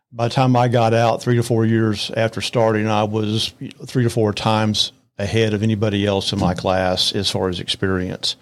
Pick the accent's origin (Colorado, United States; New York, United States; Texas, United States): Texas, United States; Arlington; also born or lived in Lubbock, Texas / Amarillo, Texas / Fort Worth, Texas; we moved to the Arlington area. I went all the way through college at Arlington